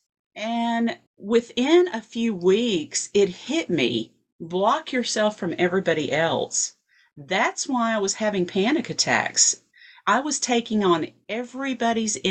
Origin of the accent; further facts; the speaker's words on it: Fayetteville, Tennessee, United States; I am from Fayetteville, Tennessee. It is a little town 30 miles north of Huntsville, Alabama. I only live 15 minutes from there now